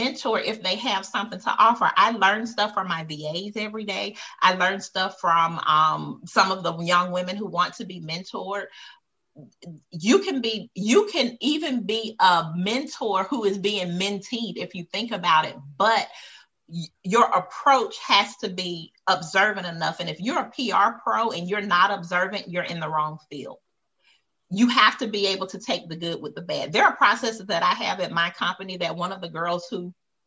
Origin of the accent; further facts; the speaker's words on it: United States; I was born in America